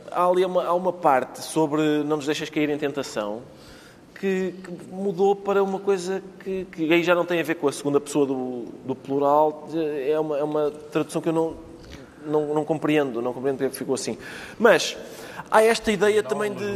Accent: Portugal; eu sou português

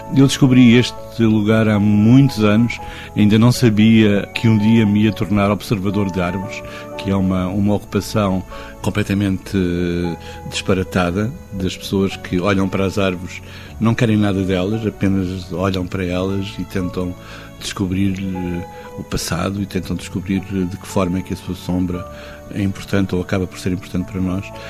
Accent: Pocinho, Norte, Portugal; now in Lisbon, Portugal; o Pocinho, que é a minha terra

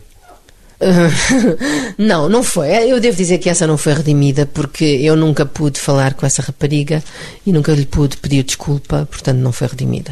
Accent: Mozambique; moved away; É a terra onde eu nasci, era uma terra maravilhosa

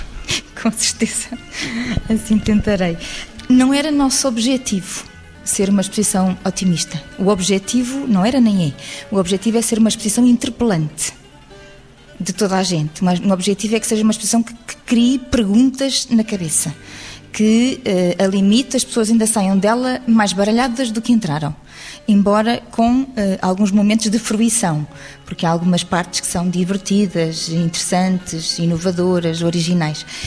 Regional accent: Lisbon, Portugal; Eu sou alfacinha de gema

